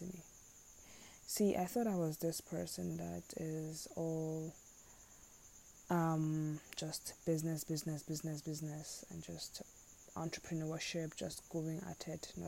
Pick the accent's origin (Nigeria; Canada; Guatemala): Nigeria; as a Nigerian